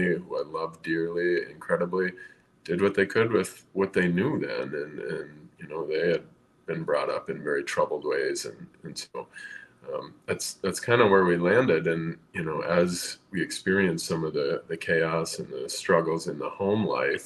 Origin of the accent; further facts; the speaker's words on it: southern Minnesota, United States; also born or lived in East Coast; I grew up here in southern Minnesota, mostly. I'm in the metro area now, but I'm from the East Coast originally